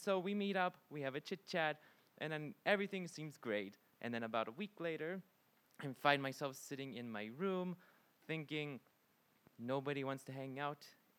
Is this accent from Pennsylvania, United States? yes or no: yes; Pittsburgh, Pennsylvania, United States; moved away as an adult; also born or lived in Japan; now in Sweden; I'm from Pittsburgh, Pennsylvania. I had originally lived in Japan before I came to Sweden.